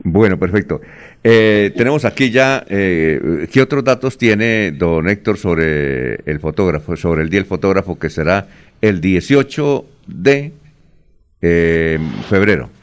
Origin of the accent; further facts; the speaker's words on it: Villanueva, Colombia; moved away; en mi tierra tampoco era grosería, en, Villanueva